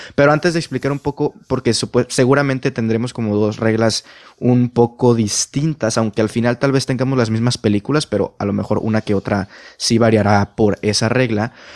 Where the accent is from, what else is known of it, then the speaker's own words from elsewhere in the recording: Mexico; mi país, en este caso México